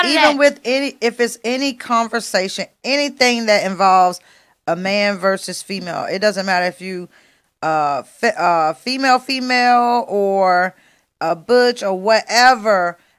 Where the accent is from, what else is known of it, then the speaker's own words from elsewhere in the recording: Philadelphia, Pennsylvania, United States; I grew up in Philly